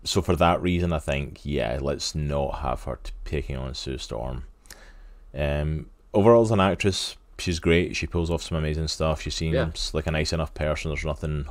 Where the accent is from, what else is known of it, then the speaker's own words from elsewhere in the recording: Scotland, United Kingdom; I'm Scottish